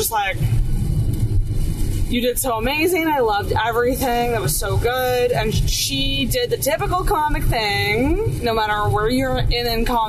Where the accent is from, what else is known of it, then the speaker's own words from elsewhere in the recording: Canada; we're fans from Canada